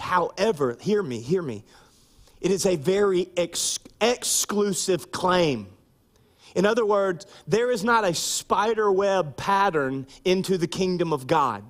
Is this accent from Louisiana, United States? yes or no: yes; Minden, Louisiana, United States; I grew up in Minden, Louisiana